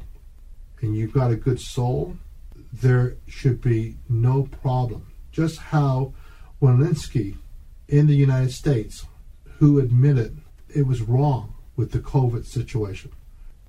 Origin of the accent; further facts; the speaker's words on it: Canada; I'm Canadian.